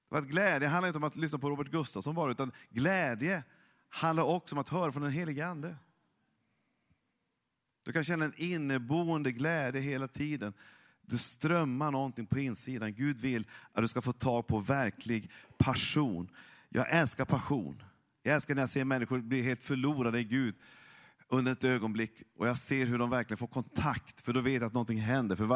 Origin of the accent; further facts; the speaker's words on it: Norrland, Sweden; jag är ju norrlänning, jag är egentligen inte känslosam. Det är väldigt saktmodig.